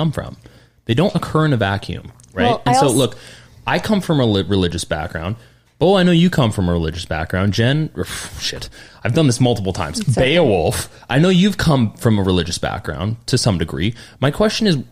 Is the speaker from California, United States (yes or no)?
yes; California, United States; moved away; we come from California